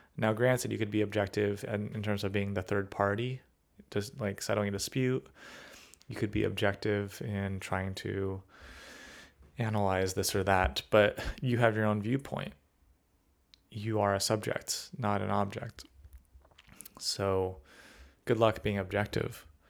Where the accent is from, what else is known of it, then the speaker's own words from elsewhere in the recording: California, United States; being a Californian